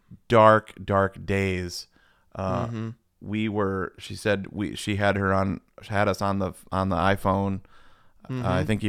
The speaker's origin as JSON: {"language": "English", "region": "Florida", "country": "United States", "said": "I'm from Florida."}